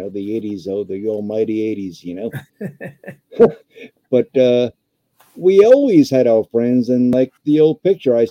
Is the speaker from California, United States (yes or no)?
no; New York City, New York, United States; moved away as an adult; now in North Carolina, United States; I was born and raised in Brooklyn